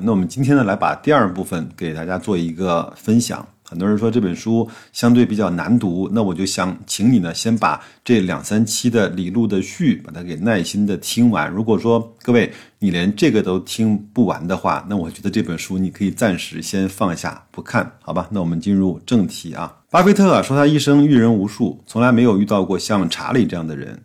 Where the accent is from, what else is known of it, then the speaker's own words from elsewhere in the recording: China; 我们中国人做事情相对是比较严谨和保守的